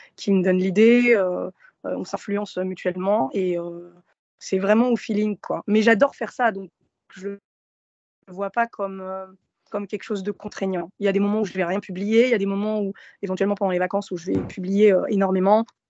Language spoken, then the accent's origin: French; Gennevilliers, Île-de-France, France; also born or lived in Morocco / Nanterre; J'ai grandi euh, un peu à Nanterre, ensuite à Gennevilliers, donc dans les Hauts-de-Seine